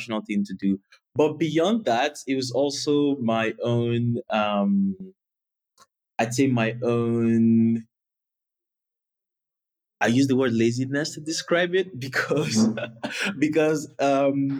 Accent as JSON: {"language": "English", "region": "southern Nigeria", "country": "Nigeria", "tie": "born or raised there", "also_born_or_lived": "Canada", "moved": "as an adult", "said": "I grew up in the southern part of Nigeria"}